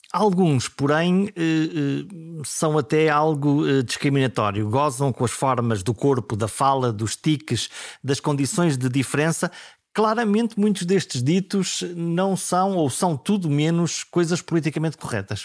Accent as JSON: {"language": "Portuguese", "town": "Caminha", "region": "Norte", "country": "Portugal", "tie": "born or raised there", "also_born_or_lived": "Viana do Castelo", "said": "eu nasci eh, em Viena do Castelo, sempre vivi em Caminha, sou por isso do Alto Minho"}